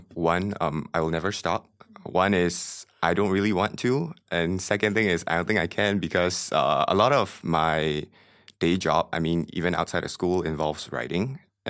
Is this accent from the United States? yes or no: no; Myanmar; I came from Myanmar